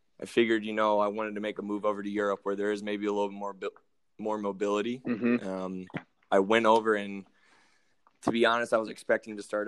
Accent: Champaign, Illinois, United States; moved away as an adult; also born or lived in Indiana / St. Louis, Missouri; now in Finland; I'm from Champaign, Illinois. That's about 2 hours south of Chicago

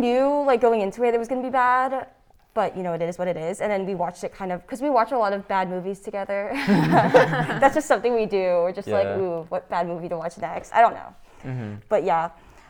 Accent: Fairfax, Virginia, United States; And I'm from Fairfax, also Nova.

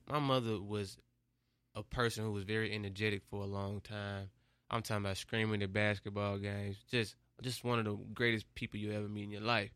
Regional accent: Memphis, Tennessee, United States; I'm from Memphis, Memphis is one of the cities that's, like, got the most poverty

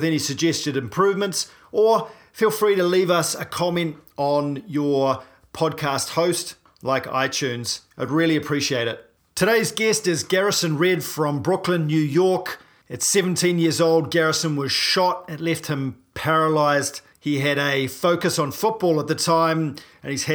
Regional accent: New Zealand; I'm a paraplegic from New Zealand

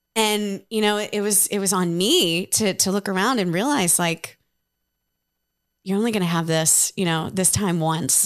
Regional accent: Ohio, United States; moved away as an adult; now in Nashville, United States; when I moved to Nashville from, from Ohio back in two thousand eight

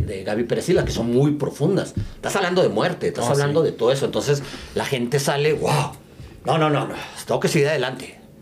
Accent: Chihuahua, Mexico; moved away; also born or lived in El Paso; soy de Chihuahua

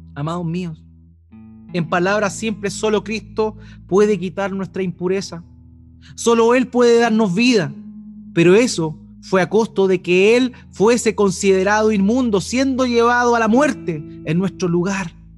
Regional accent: Eighth Region, Biobío, Chile; moved away; de donde yo vengo, de la octava región, ese juego tiene otro nombre. Se llama la tiña

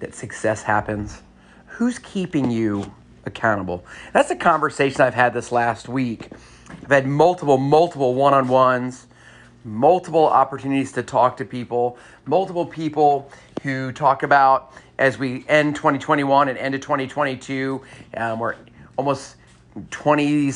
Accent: San Antonio, Texas, United States; moved away; I grew up in, part of my life, I grew up in San Antonio, Texas

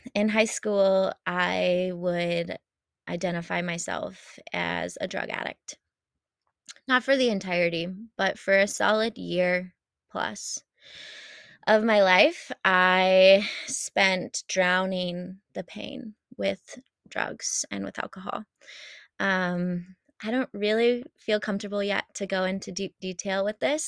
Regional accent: Champaign, Illinois, United States; I moved back home to Champaign

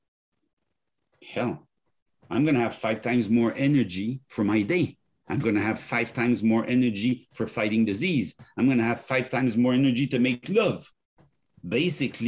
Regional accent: France; accent: French; English is a second language; moved away

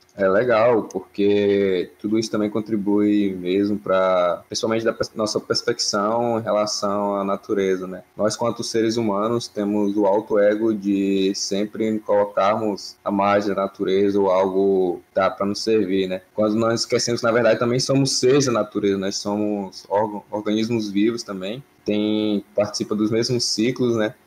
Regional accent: Pará, Brazil; also born or lived in Bahia; sou morador do Pará, moro em Santarém no coração da Amazônia, mas nasci no Nordeste, então sou baiano de nascença e criado no Pará

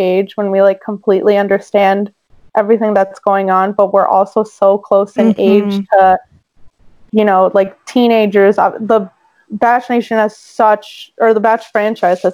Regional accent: Northeast, United States; some of us from the Northeast

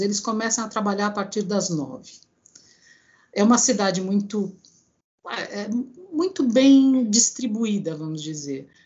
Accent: Brazil; moved away as an adult; now in Greece; eu nasci no Brasil, mas eu tenho cidadania grega, né? Ah. Porque ambos os meus pais são gregos.

